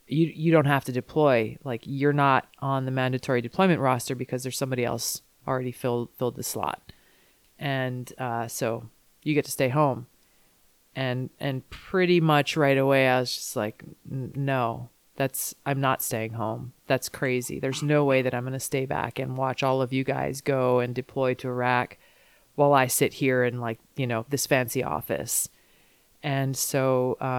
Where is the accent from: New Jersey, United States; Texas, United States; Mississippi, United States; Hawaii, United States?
Hawaii, United States; I'm from Hawaii.